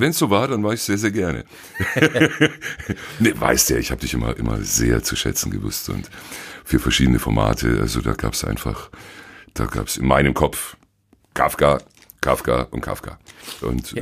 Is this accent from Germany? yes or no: yes; Allgäu, Bavaria, Germany; moved away; Ich bin Allgäuer und war damals auch noch im, im Allgäu